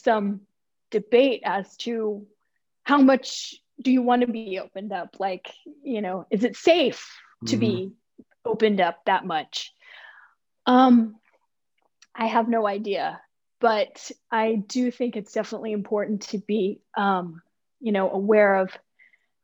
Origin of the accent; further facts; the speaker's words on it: Texas, United States; I grew up in Texas in the 70s and 80s.